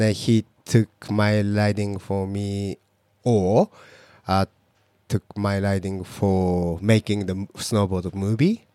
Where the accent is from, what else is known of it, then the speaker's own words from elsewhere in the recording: Fukuoka, Japan; English is a second language; moved away as an adult; also born or lived in Hokkaido; now in Niseko, Japan; my hometown is quite uh, like a big city, Fukuoka